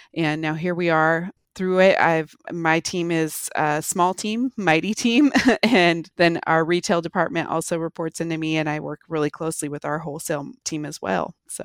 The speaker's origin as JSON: {"language": "English", "region": "Pacific Northwest", "country": "United States", "tie": "born or raised there", "also_born_or_lived": "Bozeman, Montana / Salt Lake City, Utah / Park City, Utah", "moved": "as an adult", "said": "I grew up in the Pacific Northwest, moved away to Montana for college"}